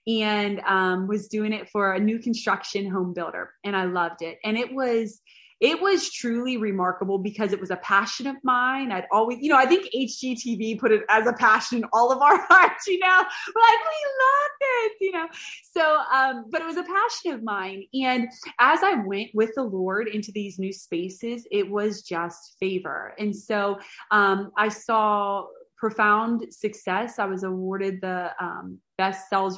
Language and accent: English; a little town outside of Pittsburgh, Pennsylvania, United States; moved away as an adult; also born or lived in Boston / Brownsville; I grew up in a little town outside of Pittsburgh